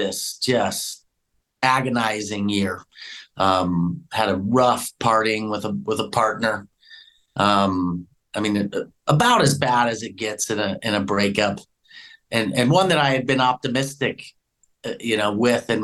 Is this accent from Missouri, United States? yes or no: yes; St. Louis, Missouri, United States; moved away as an adult; also born or lived in Flagstaff, Arizona; now in Sedona, United States; I grew up in St. Louis, so I was a city type person